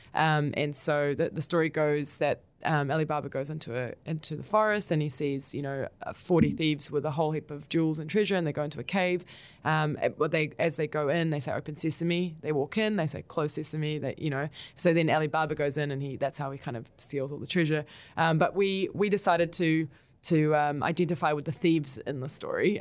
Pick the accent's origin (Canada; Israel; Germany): Israel; now in New Zealand; with my background, I was born in Israel